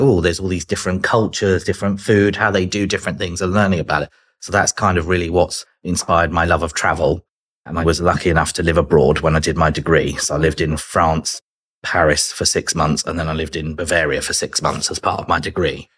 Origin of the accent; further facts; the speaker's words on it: Chichester, South East England, United Kingdom; accent: British; moved away as an adult; also born or lived in London; now in Los Angeles, United States; I'm originally from a place called Chichester in West Sussex